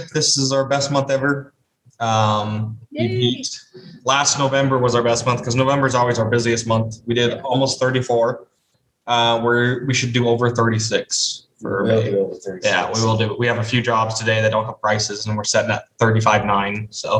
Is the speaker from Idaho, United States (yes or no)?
yes; Idaho, United States; now in Utah, United States; I'm from Idaho originally